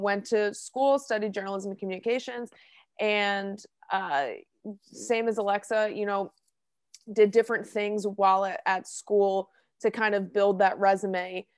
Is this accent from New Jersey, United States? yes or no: yes; Hillsborough, New Jersey, United States; I'm from Hillsborough, New Jersey. I went to Hillsborough High School